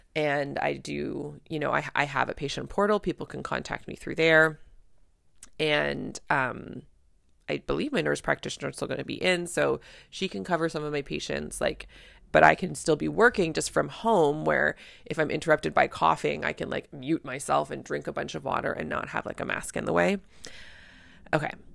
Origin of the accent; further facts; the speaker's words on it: Canada; I'm a Canadian family physician